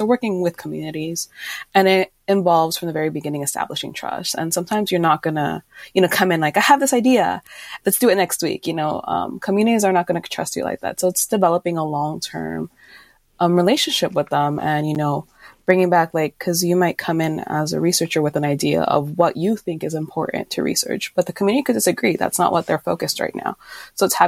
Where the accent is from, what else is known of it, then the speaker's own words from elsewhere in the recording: California, United States; now in Minnesota, United States; I grew up in California